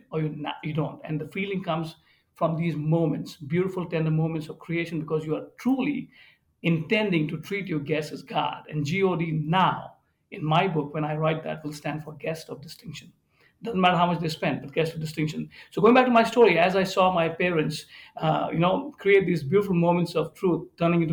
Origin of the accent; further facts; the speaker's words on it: India; now in Birmingham, Michigan, United States; I grew up in India, and being an Indian